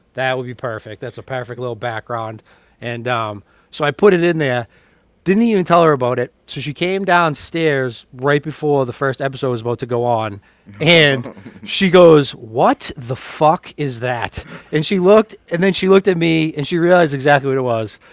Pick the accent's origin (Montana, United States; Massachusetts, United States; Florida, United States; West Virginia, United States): Massachusetts, United States; Woburn; I'm from Woburn, Mass, right next door